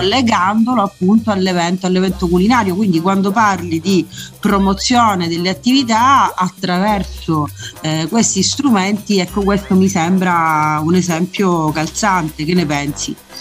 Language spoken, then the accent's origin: Italian; Messina, Sicily, Italy; sono messinese